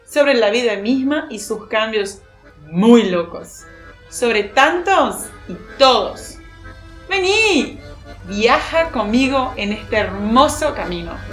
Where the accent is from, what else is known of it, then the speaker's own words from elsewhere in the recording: Brazil; Spanish is a second language; moved away as an adult; now in Buenos Aires, Argentina; Chica brasileña. Pero … me gusta más. Soy brasileña de la costa de Brasil.